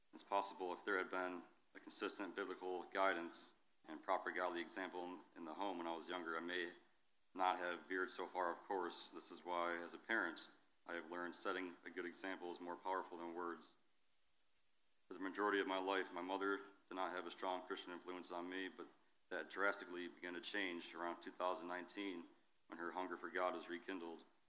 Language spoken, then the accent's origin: English; New York, United States; moved away as an adult; now in Ohio, United States; move from my hometown in New York to Ohio to be with my wife